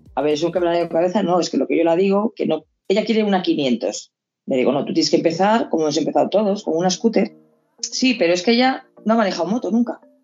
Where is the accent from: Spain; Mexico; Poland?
Spain; yo soy española